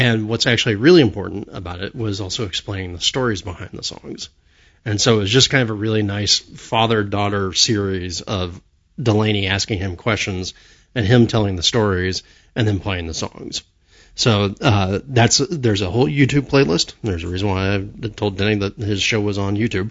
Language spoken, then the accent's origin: English; Florida, United States; I grew up in Florida in the 70s and the 80s